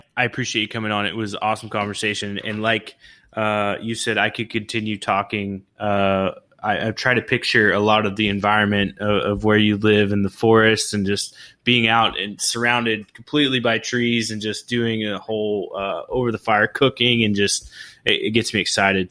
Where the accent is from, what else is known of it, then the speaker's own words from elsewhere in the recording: Oklahoma, United States; also born or lived in California; now in Florida Keys, United States; I'm originally from Oklahoma.